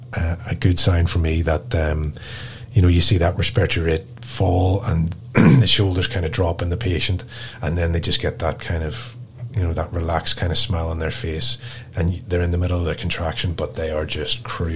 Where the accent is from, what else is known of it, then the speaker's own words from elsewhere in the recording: Northern Ireland, United Kingdom; moved away as an adult; also born or lived in Belfast; now in Perth, Australia; I am from Northern Ireland